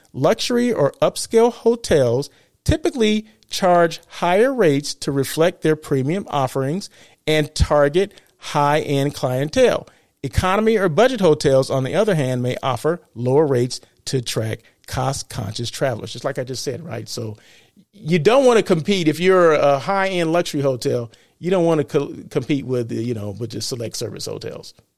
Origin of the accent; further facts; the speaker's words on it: Blythe, California, United States; Blythe, California, right? My hometown